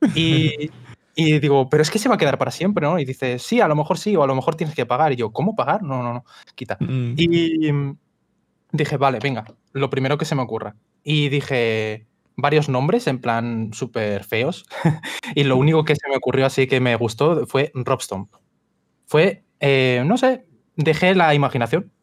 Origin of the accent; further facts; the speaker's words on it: Spain; soy, de España